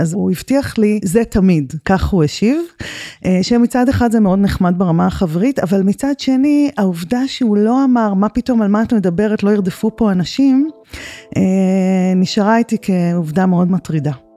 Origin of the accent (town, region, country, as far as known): the Negev, Southern District, Israel; born or raised there